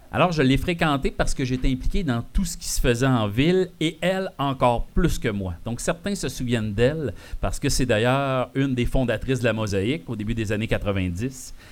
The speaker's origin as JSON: {"language": "French", "town": "Val-d'Or", "region": "Quebec", "country": "Canada", "also_born_or_lived": "Sullivan", "said": "de mes origines de Val d'Or"}